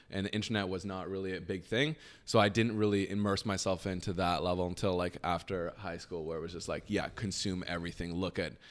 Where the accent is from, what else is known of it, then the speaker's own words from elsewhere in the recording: Waterdown, Ontario, Canada; and then came back here. And the the rest of my life, I grew up here in Canada, and um, yeah, that's how I got started